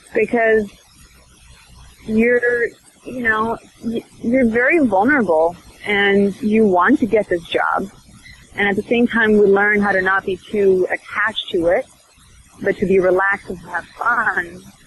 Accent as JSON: {"language": "English", "country": "Sweden", "said": "I'm from Sweden"}